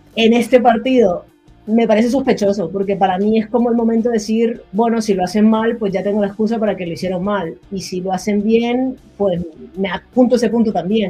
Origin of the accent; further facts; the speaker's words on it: Colombia; yo soy de Colombia